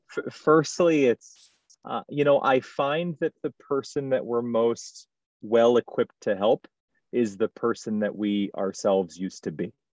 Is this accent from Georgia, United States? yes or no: no; Baltimore, Maryland, United States; moved away as an adult; also born or lived in New York City / Seoul; now in Shanghai, China; starting as a dishwasher growing up in Baltimore